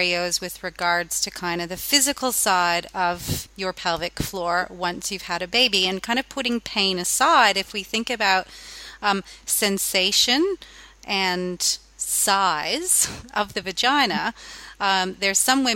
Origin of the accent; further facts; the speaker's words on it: Canada; now in Australia; I am Canadian at heart, even though I am now an Australian